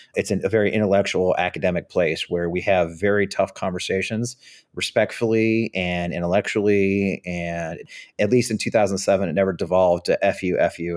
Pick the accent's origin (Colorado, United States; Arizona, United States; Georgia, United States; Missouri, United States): Missouri, United States; St. Louis; moved away as an adult; also born or lived in Richmond, Virginia; I grew up outside of Saint Louis, Missouri